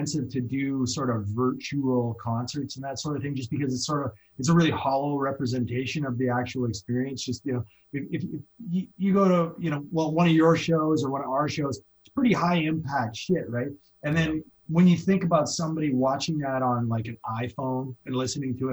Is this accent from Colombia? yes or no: no; Canada; moved away as an adult; also born or lived in Hawaii; now in Los Angeles, United States; I come from Canada